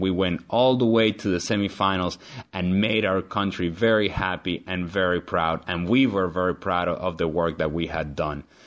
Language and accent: English; Venezuela; I'm originally from Venezuela, a country down in South America